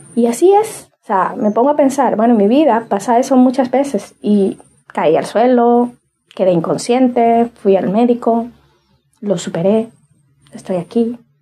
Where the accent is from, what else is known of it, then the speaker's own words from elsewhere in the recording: Cibao, Dominican Republic; yo soy de República Dominicana y de la zona del Cibao